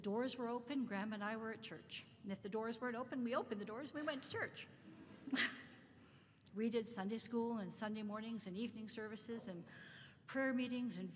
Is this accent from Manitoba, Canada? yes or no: yes; Winnipeg, Manitoba, Canada; also born or lived in London, Ontario; we moved from London, Ontario to Winnipeg to live with a person I had never